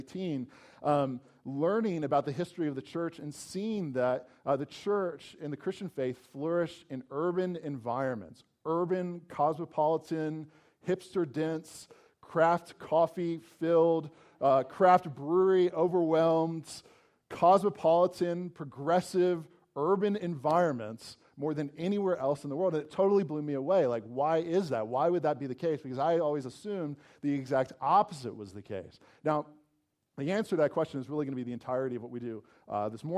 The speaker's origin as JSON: {"language": "English", "region": "Virginia", "country": "United States", "tie": "born or raised there", "said": "I grew up in Virginia, and I grew up pretty close to a city"}